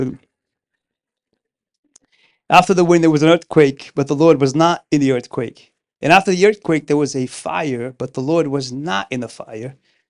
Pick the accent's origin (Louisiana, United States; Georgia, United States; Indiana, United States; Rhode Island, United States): Rhode Island, United States; Pawtucket; English is a second language; I grew up in Pawtucket, Rhode Island. My parents immigrated here in 1993. I was 15 years old. I'm from the West Coast of Africa. So English is not my first language.